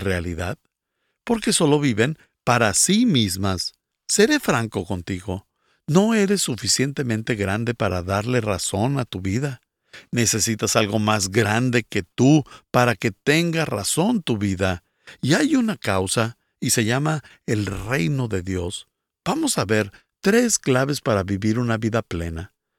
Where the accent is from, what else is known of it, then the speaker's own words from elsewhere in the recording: Guatemala; soy de Guatemala